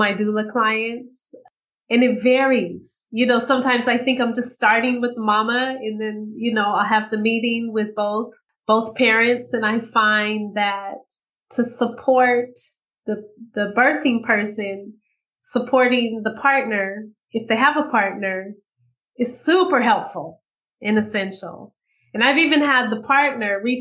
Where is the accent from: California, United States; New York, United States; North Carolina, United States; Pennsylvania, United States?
California, United States; Bay Area; I grew up in the Bay Area in California